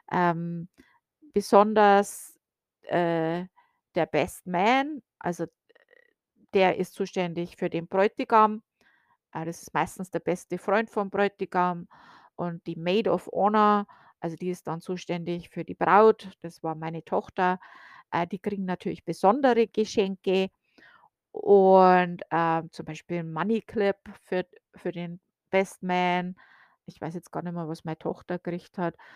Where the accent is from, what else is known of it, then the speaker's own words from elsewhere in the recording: Bavaria, Germany; now in United States; Also zumindest wo ich aufgewachsen bin in Bayern, war das noch üblich.